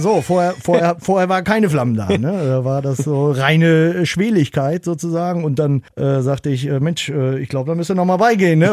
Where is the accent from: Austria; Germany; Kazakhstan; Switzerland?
Germany; Rostock, Mecklenburg-Vorpommern; in meiner Heimatstadt auch noch, also in Rostock